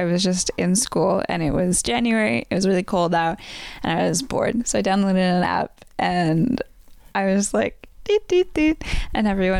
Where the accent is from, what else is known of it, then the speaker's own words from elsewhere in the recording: Vancouver, British Columbia, Canada; also born or lived in White Rock / Burnaby / Surrey; growing up in Vancouver